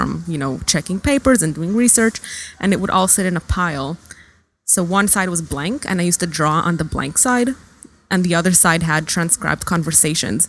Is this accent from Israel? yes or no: yes; Israel; also born or lived in Ann Arbor, Michigan, United States / Salt Lake City, Utah, United States; I was born in America, in Michigan, in Ann Arbor. My mom is Israeli and my dad is from the Bay Area. They were in grad school there. They're both linguists. And when I was 3, we moved to Israel